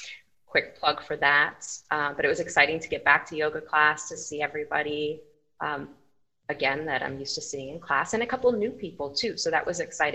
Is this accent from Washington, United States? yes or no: no; Scranton, Pennsylvania, United States; also born or lived in Chicago suburbs, Illinois / Philadelphia, Pennsylvania; now in St. Johns County, Florida, United States; originally from northeastern Pennsylvania, Scranton